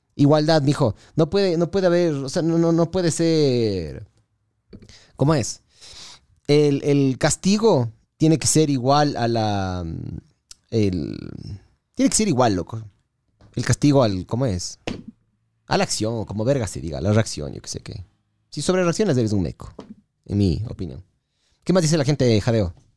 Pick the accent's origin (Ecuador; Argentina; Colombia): Ecuador; lo mal hinchas que somos los ecuatorianos